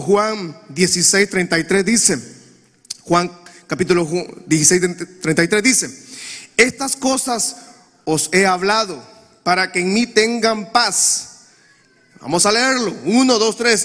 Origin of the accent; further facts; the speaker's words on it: Honduras; Yo tengo 40 años de edad y desde que tengo uso de razón escucho violencia en mi país